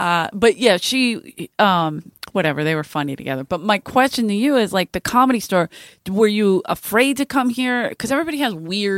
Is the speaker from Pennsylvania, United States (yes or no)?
yes; Philadelphia, Pennsylvania, United States; moved away; I'm from South Philly.